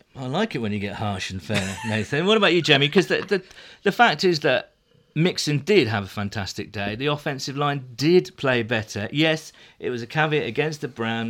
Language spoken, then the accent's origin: English; United Kingdom; I'm, I'm British